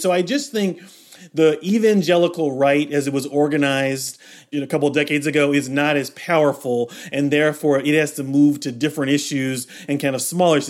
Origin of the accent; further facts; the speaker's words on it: Kentucky, United States; I grew up in Kentucky